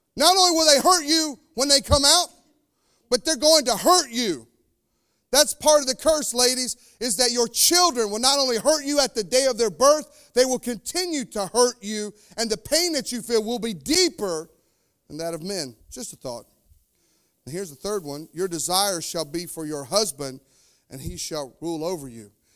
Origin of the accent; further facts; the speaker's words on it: North Carolina, United States; now in Indiana, United States; I'm from North Carolina. It's snake country.